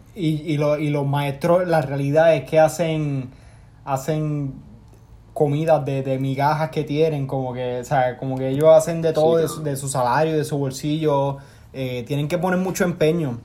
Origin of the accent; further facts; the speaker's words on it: Manatí, Puerto Rico; now in United States; yo soy de Manatí, yo no soy de San Juan